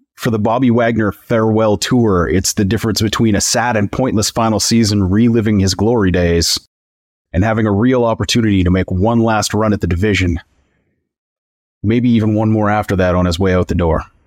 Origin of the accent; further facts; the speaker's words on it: Northern Canada, Canada; my northern Canadian hometown